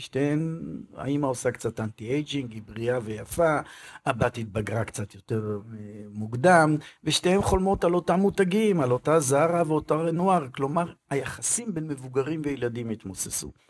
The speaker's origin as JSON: {"language": "Hebrew", "country": "Israel", "said": "אצלנו בישראל"}